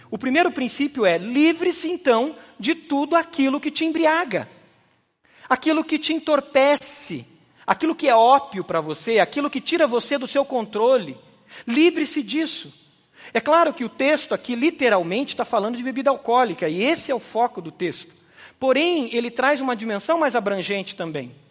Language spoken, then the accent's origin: Portuguese; Brazil; Nós, como brasileiros